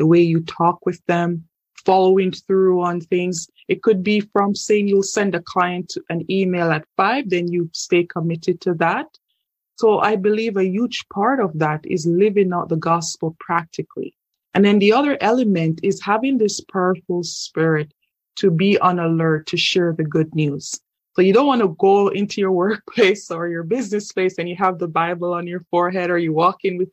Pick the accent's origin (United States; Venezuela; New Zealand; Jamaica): Jamaica; moved away as an adult; now in Canada; I'm originally from Jamaica, and I moved to Canada in 2012.